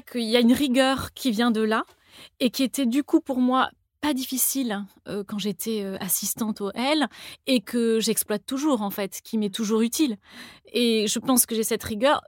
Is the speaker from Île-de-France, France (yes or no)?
no; Toulouse, Occitania, France; moved away as an adult; also born or lived in Paris; j'ai grandi à Toulouse